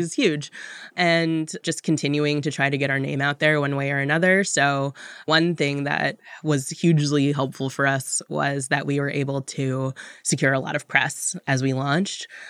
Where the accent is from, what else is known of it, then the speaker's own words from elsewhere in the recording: Washington, District of Columbia, United States; also born or lived in Tallahassee, Florida; now in New York, United States; I was born in Tallahassee, Florida, and moved up to Washington, D C as a toddler, but for all intents and purposes, from D C